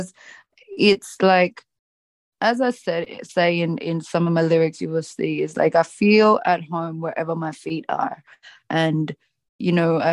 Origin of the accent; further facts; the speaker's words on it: Australia; moved away; I grew up in Australia, but have moved around a lot.